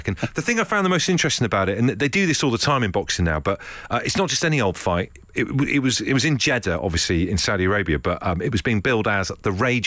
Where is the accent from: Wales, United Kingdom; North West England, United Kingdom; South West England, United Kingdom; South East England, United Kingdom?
South West England, United Kingdom; Brixham; I grew up obviously in Brixham in Devon